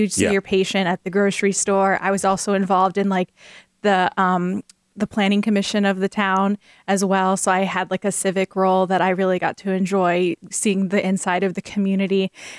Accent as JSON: {"language": "English", "region": "Florida", "country": "United States", "tie": "born or raised there", "also_born_or_lived": "Ridgecrest, California", "moved": "yes", "lives_now": "Iowa, United States", "said": "I grew up in Florida, so we had hurricanes there. And then I moved to California"}